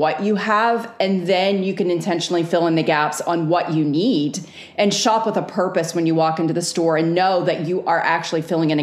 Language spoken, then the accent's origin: English; Northeast, United States; now in the South, United States; I live in the South now. I grew up in the Northeast.